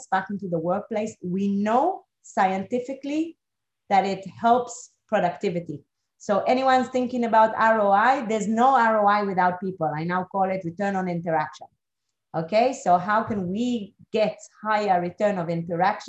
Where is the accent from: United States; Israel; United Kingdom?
Israel; moved away; also born or lived in Geneva / Moscow / Singapore; I come originally from Israel